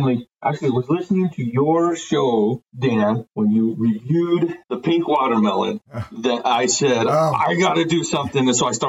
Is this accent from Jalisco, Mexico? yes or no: yes; Guadalajara, Jalisco, Mexico; moved away; also born or lived in Bend, Oregon, United States; I was born in Bend, Oregon, but my parents are evangelical missionaries down in Mexico. And so we moved down there when I was 2. And interestingly enough, we literally lived 3 blocks away from the produce terminal market in Guadalajara